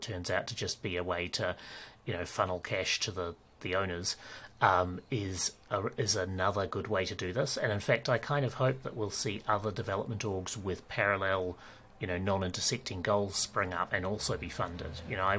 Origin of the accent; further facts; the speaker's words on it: New Zealand; also born or lived in Ireland / Australia / United Kingdom; It's a combination of that and being a Kiwi and therefore having a slightly different dialect and all of our own slang and stuff. And having, like, I've lived in New Zealand, Ireland, Australia and the UK